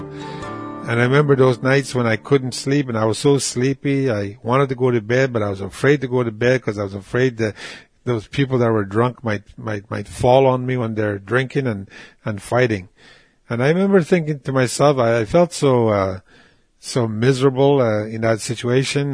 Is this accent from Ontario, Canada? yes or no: yes; Moose Factory, Ontario, Canada; born or raised there; first language Cree; English is a second language; also born or lived in Rupert House (Waskaganish), Quebec